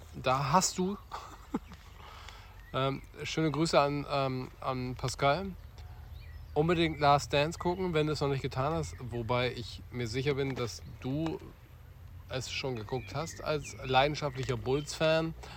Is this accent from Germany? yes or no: yes; Wilhelmshaven, Lower Saxony, Germany; Wilhelmshaven, wer aufgepasst hat, meine Heimatstadt